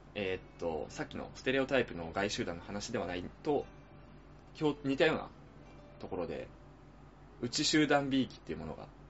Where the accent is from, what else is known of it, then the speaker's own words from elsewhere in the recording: Chiba, Japan; 俺たち千葉県民が